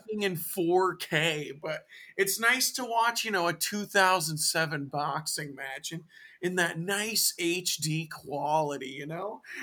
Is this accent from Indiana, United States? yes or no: no; Tacoma, Washington, United States; also born or lived in Bishop, California; we eventually moved to Tacoma